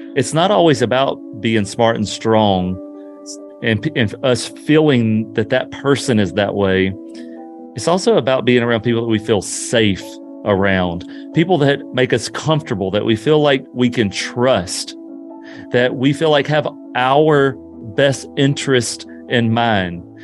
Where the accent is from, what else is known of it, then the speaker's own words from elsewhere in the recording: Louisiana, United States; moved away; I'm originally from Louisiana, and not far from my hometown